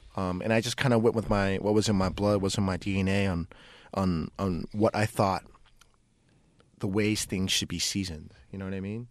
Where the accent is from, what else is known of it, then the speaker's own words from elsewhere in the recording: Oakland, California, United States; I grew up in West Oakland